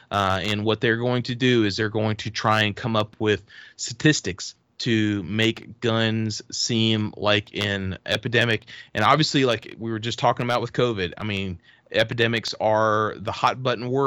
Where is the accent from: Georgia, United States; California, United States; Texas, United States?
Texas, United States; we're originally from Texas